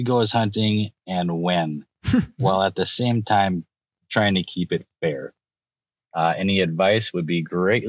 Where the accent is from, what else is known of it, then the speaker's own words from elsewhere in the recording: Midwestern Wisconsin, United States; I'm from Midwestern Wisconsin.